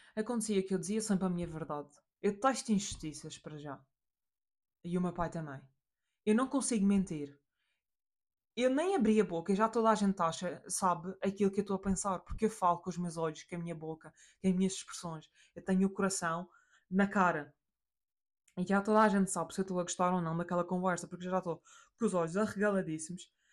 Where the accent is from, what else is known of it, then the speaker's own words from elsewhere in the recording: Madeira, Portugal; A porque somos portugueses, B porque somos da Madeira